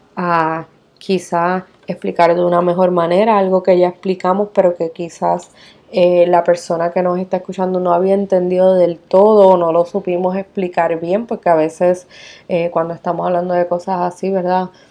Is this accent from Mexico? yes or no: no; Puerto Rico; nosotros que somos eh, bien puertorriqueños del arroz y la habichuela